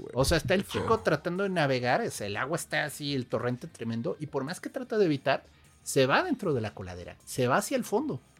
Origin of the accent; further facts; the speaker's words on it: Querétaro, Mexico; moved away; also born or lived in Nogales; yo crecí en Querétaro